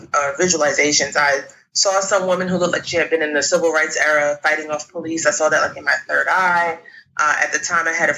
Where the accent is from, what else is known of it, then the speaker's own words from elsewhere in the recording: Jamaica; now in New York, United States; we're Jamaican